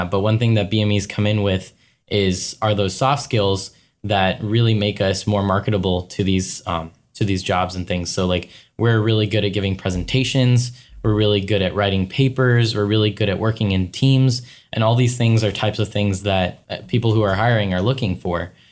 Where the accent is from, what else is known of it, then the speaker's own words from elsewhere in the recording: Johns Creek, Georgia, United States; I'm a third year BME student from Johns Creek, Georgia.